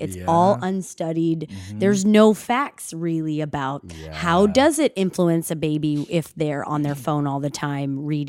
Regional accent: Los Angeles, California, United States; And I'm from the Valley.

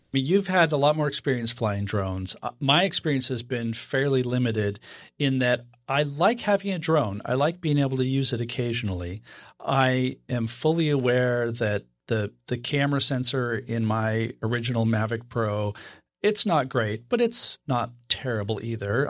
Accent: Idaho, United States; I was born and raised in Idaho.

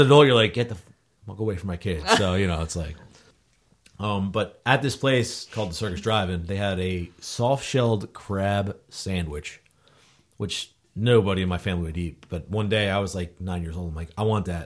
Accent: Wall Township, New Jersey, United States; I grew up in Wall Township

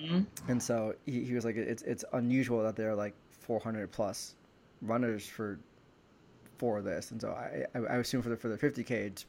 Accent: Northern Virginia, United States; I grew up in Northern Virginia

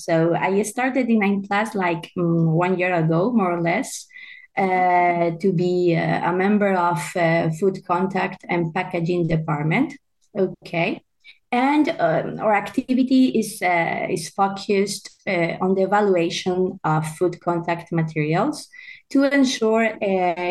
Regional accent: Valencia, Valencian Community, Spain; also born or lived in Italy / northern Spain; I'm from Valencia in Spain

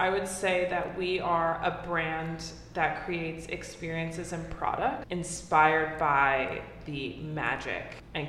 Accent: New York City, New York, United States; I am a born and raised New Yorker.

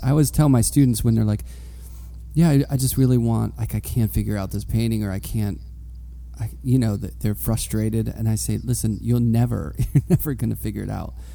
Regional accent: Pittsburgh, Pennsylvania, United States; I grew up in Pittsburgh, but I went to Penn State for undergrad

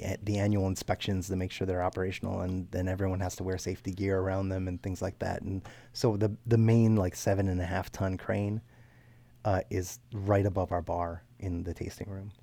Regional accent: Baltimore County, Maryland, United States; north of Baltimore, up in Baltimore County

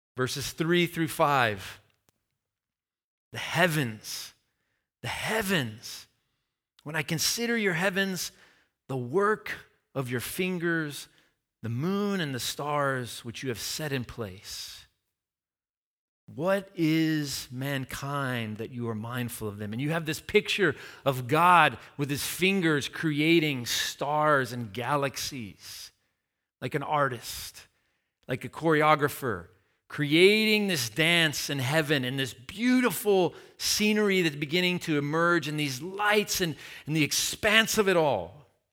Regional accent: Tennessee, United States; my hometown

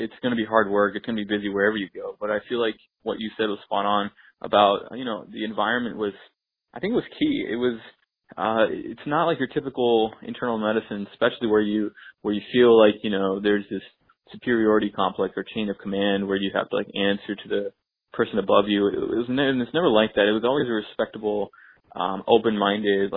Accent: Texas, United States; moved away as an adult; also born or lived in Shreveport, Louisiana / Houston, Texas / India / New York; now in Michigan, United States; growing up in Texas

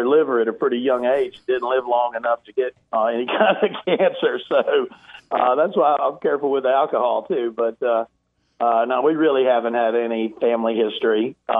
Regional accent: South Carolina, United States; also born or lived in East Tennessee; So I'm originally from East Tennessee, just a little north of Chattanooga, where I was born, and I have a lot of friends and family in the area, and it's where I first started playing golf, and we moved over to South Carolina at a pretty young age, and grew up competing in golf tournaments there

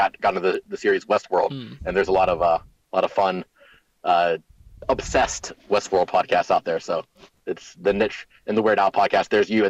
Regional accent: Youngstown, Ohio, United States; moved away; everybody is dispersed from our hometown. We grew up near Youngstown, Ohio, very deindustrialized city.

